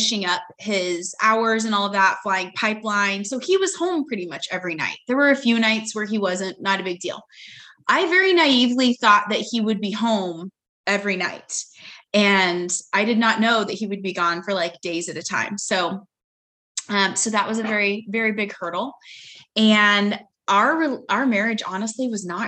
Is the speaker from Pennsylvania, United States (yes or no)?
no; Kansas, United States; also born or lived in Dallas, Texas; now in Houston, United States; I am originally from Kansas, and we now live in Houston because that is where my husband is based